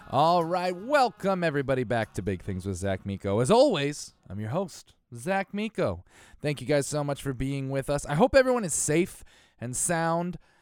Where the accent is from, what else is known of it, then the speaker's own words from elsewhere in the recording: Connecticut, United States; I'm from Connecticut